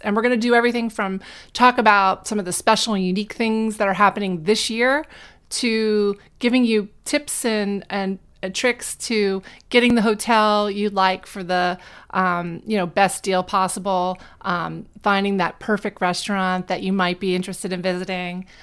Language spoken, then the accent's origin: English; New Jersey, United States; while I was in school growing up in New Jersey